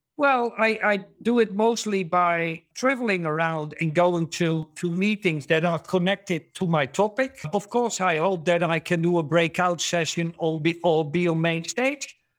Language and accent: English; Netherlands; also born or lived in Germany; I'm from the Netherlands, Germany